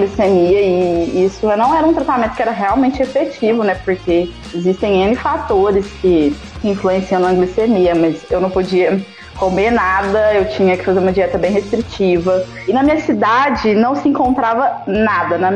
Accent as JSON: {"language": "Portuguese", "region": "Minas Gerais", "country": "Brazil", "said": "A gente morava na roça, e aí há pouco tempo a gente tinha se mudado pra cidade. Eu sou do interior de Minas."}